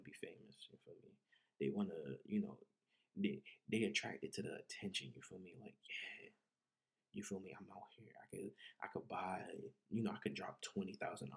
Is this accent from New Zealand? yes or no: no; New Jersey, United States; moved away; growing up in Jersey, there was no community center